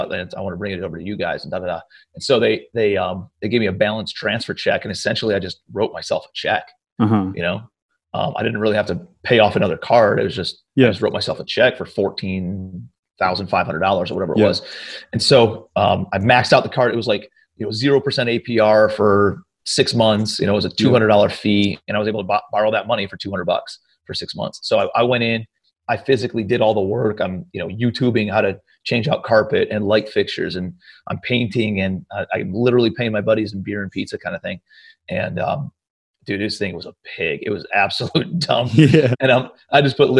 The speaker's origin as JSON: {"language": "English", "town": "Cleveland", "region": "Ohio", "country": "United States", "also_born_or_lived": "New York City", "moved": "as an adult", "said": "I'm from Cleveland, Ohio originally, moved out to New York City for about a year."}